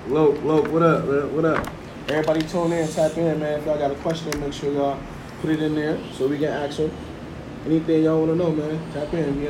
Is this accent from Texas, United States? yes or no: no; Kalamazoo, Michigan, United States; Because me being from Kalamazoo